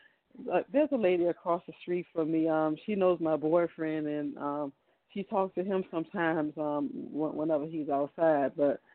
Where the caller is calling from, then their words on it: Virginia, United States; I'm from Virginia.